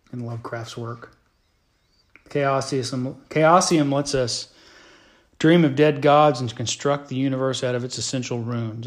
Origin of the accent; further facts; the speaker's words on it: Tulsa area, Oklahoma, United States; moved back to the area